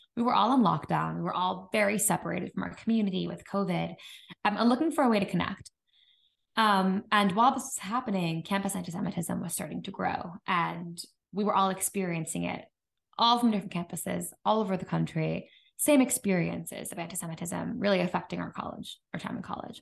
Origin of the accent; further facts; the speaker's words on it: New York, United States; moved away as an adult; now in Chicago, United States; I am from New York originally